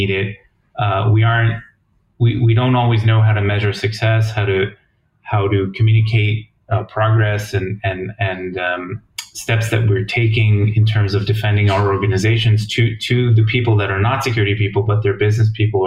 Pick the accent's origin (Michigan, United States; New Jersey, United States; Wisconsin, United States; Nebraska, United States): New Jersey, United States; moved away as an adult; also born or lived in Ithaca, New York / Washington, D.C. area; now in Jerusalem, Israel; I grew up in New Jersey, in the U.S., and just a regular upbringing in New Jersey